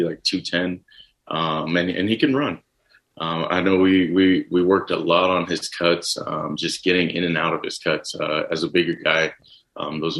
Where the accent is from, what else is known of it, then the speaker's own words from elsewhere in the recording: Texas, United States; growing up in Texas